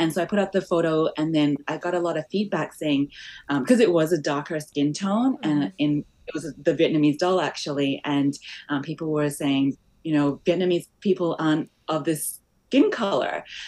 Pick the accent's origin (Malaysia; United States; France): Malaysia; born there; I was born in Malaysia, so I'm culturally was born in Malaysia, but I'm also had the background as Chinese background.